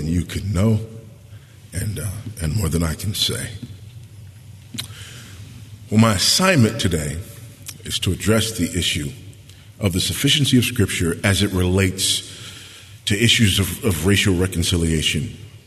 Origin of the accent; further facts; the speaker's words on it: Los Angeles, California, United States; moved away as an adult; also born or lived in Texas; I was born and raised right here in Los Angeles